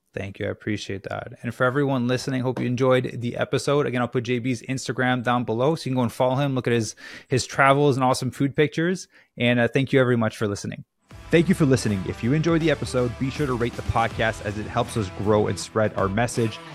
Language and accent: English; Canada; now in Los Angeles, United States; I'm from Canada originally, but I'm in LA right now